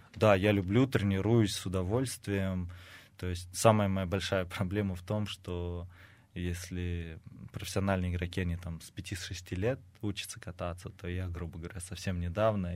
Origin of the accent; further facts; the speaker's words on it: Saransk, Mordovia, Russia; now in Samara, Russia; я жил и рос в Саранске